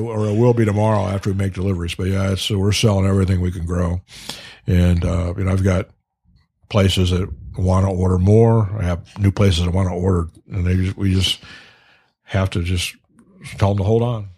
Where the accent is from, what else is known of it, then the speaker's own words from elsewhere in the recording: Iowa, United States; now in Detroit, United States; I grew up out in Iowa